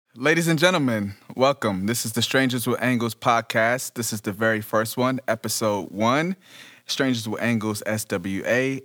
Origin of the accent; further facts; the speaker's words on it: Detroit, Michigan, United States; now in Los Angeles, United States; I'm originally from Detroit.